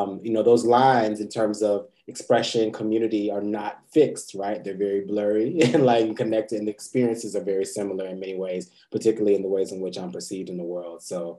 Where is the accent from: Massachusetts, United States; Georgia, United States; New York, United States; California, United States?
Georgia, United States; also born or lived in Fort Lauderdale, United States / Germany; I'm a military brat, but I was born in Fort Lauderdale, Florida. Lived all across the really world, Germany, all across the United States. Really kind of went to high school and middle school in Georgia.